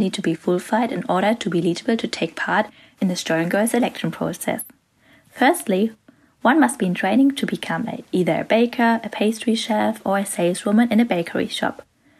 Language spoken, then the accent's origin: English; Dresden, Saxony, Germany; I'm 17 years old and I'm from Dresden.